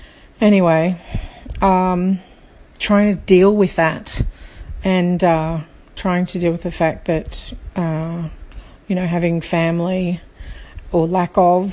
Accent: Australia; also born or lived in Sydney; now in Brisbane, Australia; So I'm from Australia, if you haven't already guessed, currently living in Brisbane. And I think what for me happened is in 2013 was our move from Sydney to Brisbane.

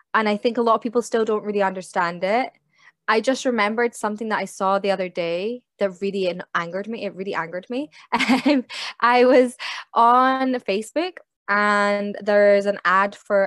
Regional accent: United Kingdom; accent: British

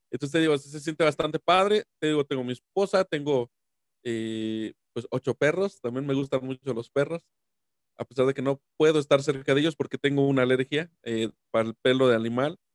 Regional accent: San Luis Potosí, Mexico; yo soy de San Luis Potosí

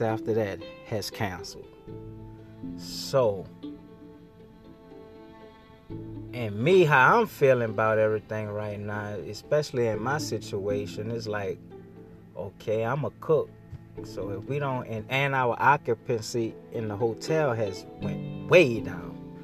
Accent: New Orleans, Louisiana, United States; I'm from New Orleans.

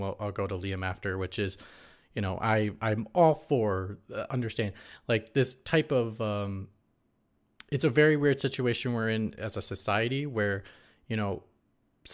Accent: Midwest, United States; I come from the Midwest

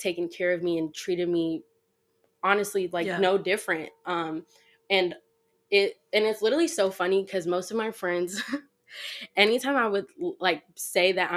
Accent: New York City, New York, United States; moved away; also born or lived in Ohio; I'm from New York City, Queens specifically.

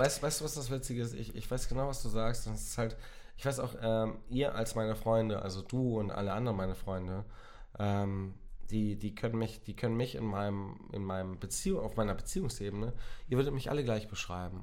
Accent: near Otterndorf, Lower Saxony, Germany; ich komme aus der Nähe, also ich bin geboren in der Nähe von Otterndorf.

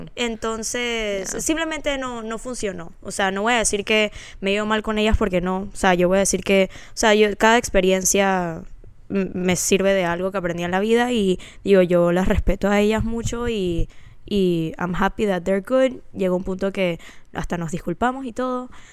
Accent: Panama; also born or lived in Florida, United States; now in Dallas, United States; soy panameña

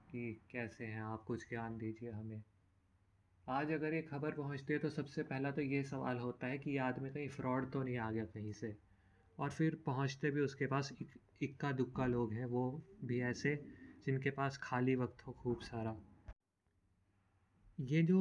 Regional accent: Himachal Pradesh, India; मैं खुद हिमाचल से बिलोंग करता हूँ हिमाचल के बहुत सारे क्षेत्र देवभूमि माने जाते हैं

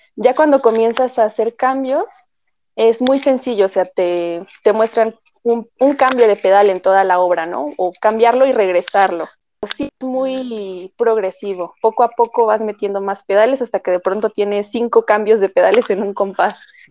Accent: Mexico; nosotros como mexicanos

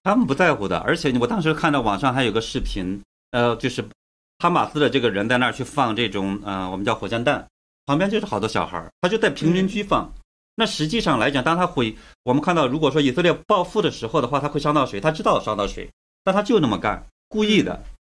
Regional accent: China; 我们都为中国人

